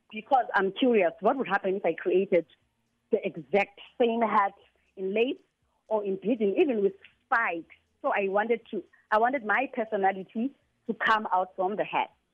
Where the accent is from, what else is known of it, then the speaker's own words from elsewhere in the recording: Qonce / Middle Drift, Eastern Cape, South Africa; I was born in Kabeja, grew mm. up in Kabeja. All my life was spent in Kabeja and Middle Drift